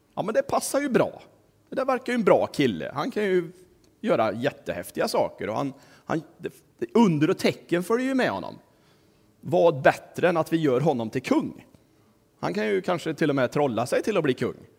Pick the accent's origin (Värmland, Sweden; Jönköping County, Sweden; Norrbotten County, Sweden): Värmland, Sweden; Kristinehamn; also born or lived in Tanzania / Dalarna / Västerbotten / Stockholm; Min pappa var ju predikant, så vi flyttade till Kristinehamn nittonhundraåttio. Och där växte jag upp och gick i skola